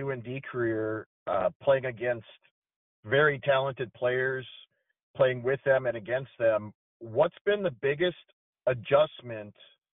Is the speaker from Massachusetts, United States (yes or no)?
no; Duluth, Minnesota, United States; Being from Inver Grove Heights, Minnesota native, I'm from Duluth, Minnesota